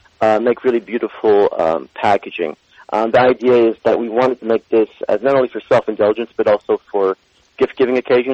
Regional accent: United States; I'm Iranian American, and my parents immigrated from Iran to the United States in 65, and I was born and raised here in the U.S.

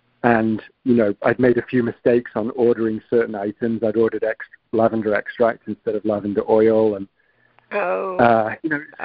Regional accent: Manchester, North West England, United Kingdom; when I grew up in Manchester United in the 90s were the best team, certainly in the UK

